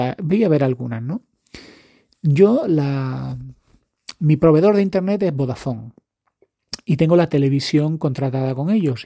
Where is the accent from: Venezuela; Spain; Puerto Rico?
Spain; yo soy español